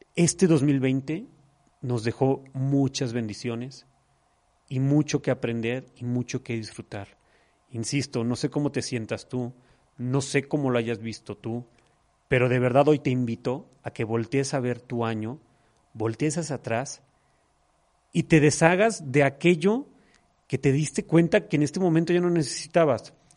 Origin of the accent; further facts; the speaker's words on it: Mexico; Como macho mexicano mal educado